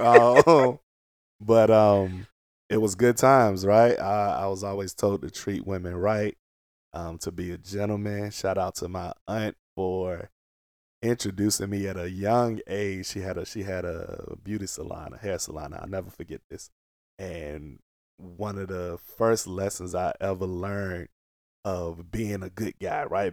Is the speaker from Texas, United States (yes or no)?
no; Portsmouth, Virginia, United States; moved away; also born or lived in Maryland; all my family, we grew up in Portsmouth